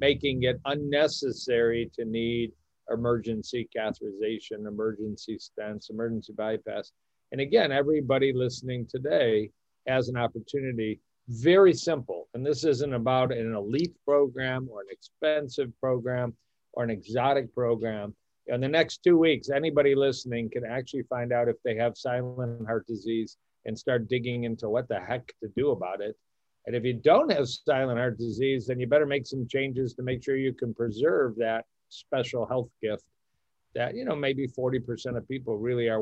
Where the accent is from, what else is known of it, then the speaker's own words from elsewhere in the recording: Detroit, Michigan, United States; also born or lived in Ann Arbor / Dallas / Kansas City; I'm from Detroit